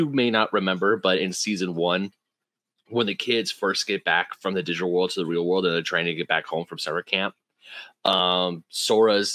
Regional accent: United States; when you're growing up in America

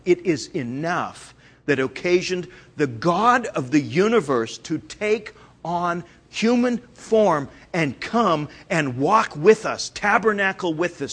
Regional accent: Canada; I'm Canadian

